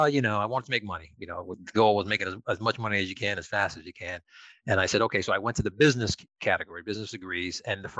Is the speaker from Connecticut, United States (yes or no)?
yes; Connecticut, United States; moved away as an adult; also born or lived in New York City; born and raised in Connecticut, educated in Connecticut, moved into New York City, probably early 20s